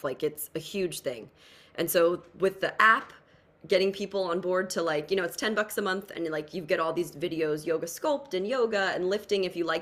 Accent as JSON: {"language": "English", "region": "New Jersey", "country": "United States", "said": "I'm from Jersey"}